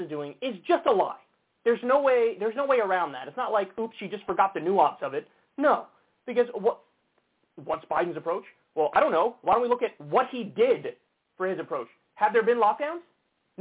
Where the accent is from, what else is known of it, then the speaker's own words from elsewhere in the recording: United States; as an American